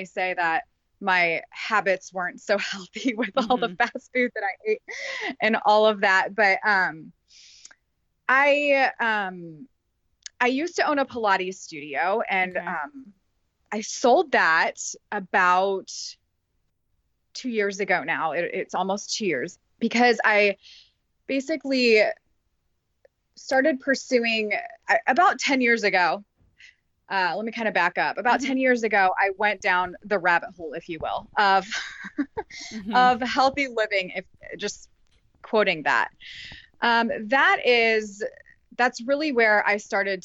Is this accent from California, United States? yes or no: no; Carmel, Indiana, United States; now in Noblesville, United States; My husband and I live in Noblesville, Indiana, and I grew up in Carmel